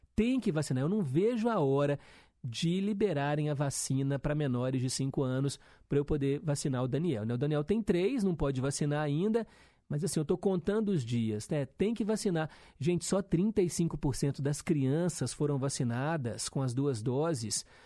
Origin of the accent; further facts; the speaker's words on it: Brazil; lá no Milionários, né, que é onde eu cresci